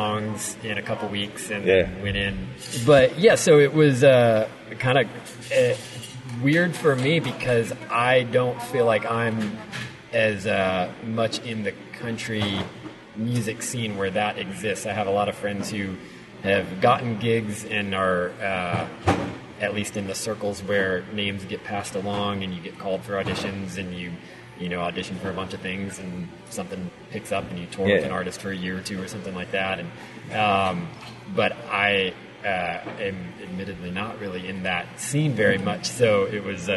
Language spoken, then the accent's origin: English; Northern Virginia, United States; moved away as an adult; also born or lived in Washington, D.C.; now in Nashville, United States; near my hometown in DC